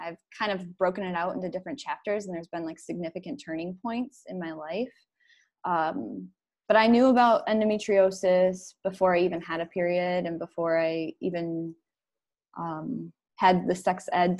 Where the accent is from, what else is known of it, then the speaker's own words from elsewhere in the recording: Upper Peninsula of Michigan, United States; moved away as an adult; now in Detroit, United States; I grew up in the Upper Peninsula of Michigan.